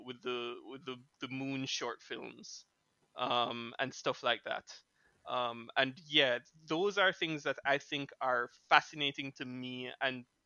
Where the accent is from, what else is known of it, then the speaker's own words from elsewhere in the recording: Jamaica; being from Jamaica, growing up in Jamaica